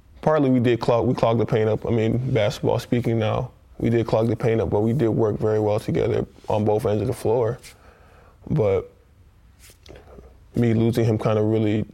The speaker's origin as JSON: {"language": "English", "region": "New York", "country": "United States", "moved": "as an adult", "lives_now": "Detroit, United States", "said": "I'm a kid from New York"}